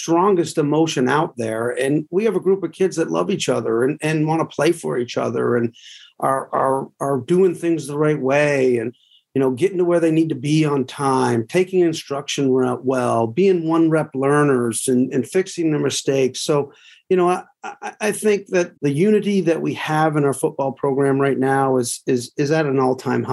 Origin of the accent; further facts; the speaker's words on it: Northern Vermont, United States; moved away; I'm from Northern Vermont